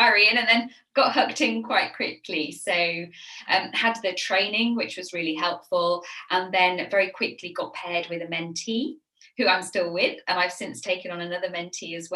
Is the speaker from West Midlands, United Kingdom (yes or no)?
no; Sheffield, Yorkshire and the Humber, United Kingdom; accent: northern; now in Kent, United Kingdom; You can probably detect in my voice that I am northern. I grew up in Sheffield, so as far away from the sea as you can get in the UK.